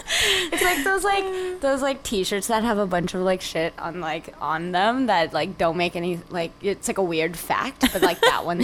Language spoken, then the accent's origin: English; Vancouver, British Columbia, Canada; We're from Vancouver, Canada.